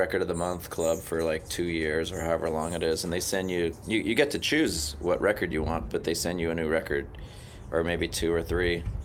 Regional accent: San Jose, California, United States; also born or lived in Aberdeen, Maryland; I settled in San Jose

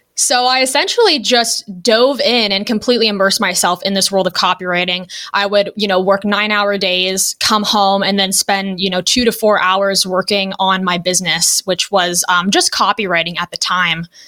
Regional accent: Los Angeles, California, United States; moved away as an adult; now in Ohio, United States; I am from Los Angeles originally, but I now live in a small town in Ohio

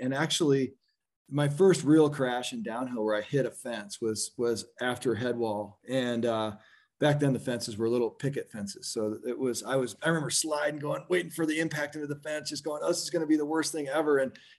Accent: East Coast, United States; Yeah, narrow gauge was, for me, you know, growing up on the East Coast, it was, it was everything.

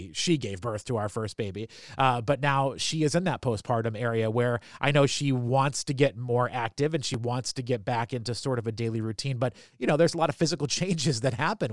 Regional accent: New Hampshire, United States; moved away; I'm from New Hampshire originally

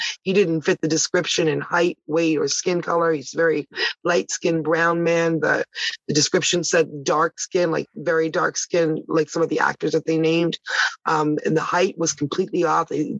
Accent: Toronto, Ontario, Canada; also born or lived in Ottawa; I was born in Ottawa, the nation's capital, where I lived till 10. And then I moved to Toronto, which is, you know, the real mover and shaker city. It's the biggest city in Canada

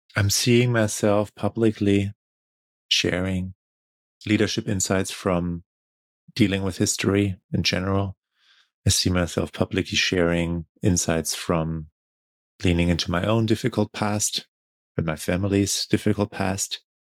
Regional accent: Germany; moved away; I I only connect back to my home country and my family like on these trips

